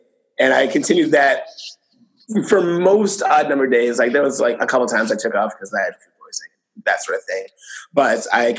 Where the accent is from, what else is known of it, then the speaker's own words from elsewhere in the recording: Northwest suburbs of Chicago, Illinois, United States; now in Chicago, United States; I live in Chicago. I'm from the Northwest suburbs, where Jacqueline's from.